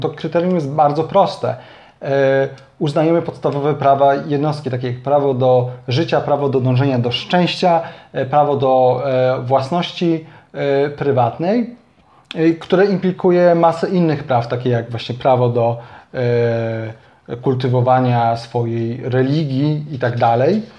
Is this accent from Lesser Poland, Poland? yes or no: yes; Kraków, Lesser Poland, Poland; u nas w Krakowie